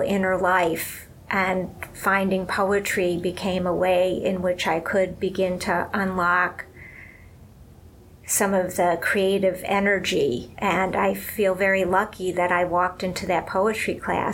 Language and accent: English; Cleveland, Ohio, United States; moved away as an adult; now in New York City, United States; I grew up in Cleveland.